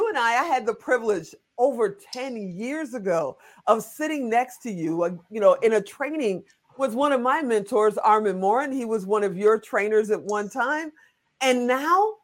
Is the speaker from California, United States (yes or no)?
no; Chicago, Illinois, United States; moved away; also born or lived in Western Pennsylvania; I'm from originally from Chicago